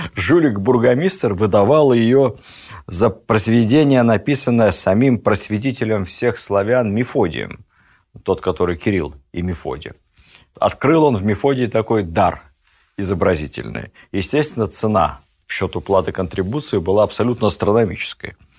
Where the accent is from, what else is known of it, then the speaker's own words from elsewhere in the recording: Ukraine; Я и сам с Украины